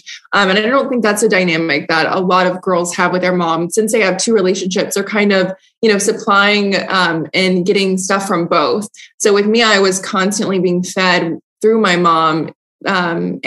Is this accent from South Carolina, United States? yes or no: no; Atlanta, Georgia, United States; I grew up in Atlanta, Georgia, where I still live.